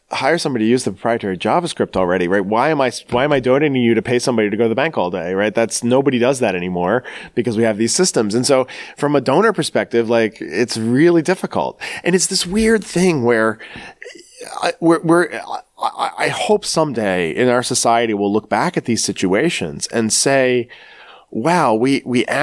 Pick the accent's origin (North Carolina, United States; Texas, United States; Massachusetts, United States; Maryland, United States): Maryland, United States; Baltimore; I'm almost from the South because I'm from Baltimore, Maryland